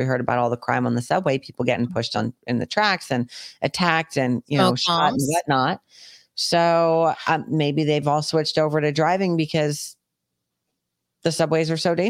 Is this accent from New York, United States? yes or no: yes; New York, United States; I grew up in New York.